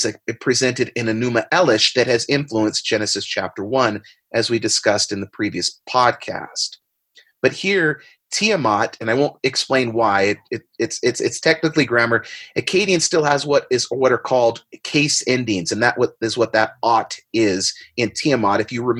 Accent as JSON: {"language": "English", "town": "San Diego", "region": "California", "country": "United States", "tie": "born or raised there", "said": "I used to do this as a kid all of the time growing up in San Diego."}